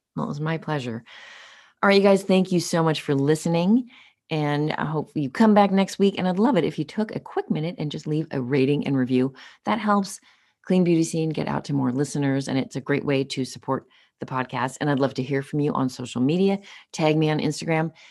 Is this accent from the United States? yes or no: yes; Los Angeles, California, United States; grew up, uh, born and raised in Los Angeles